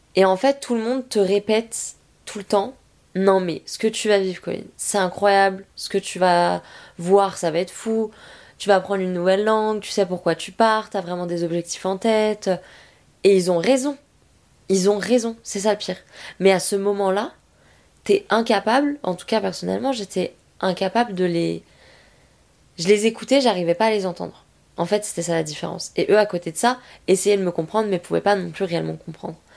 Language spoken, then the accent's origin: French; France; first language French; rentrer chez nous en France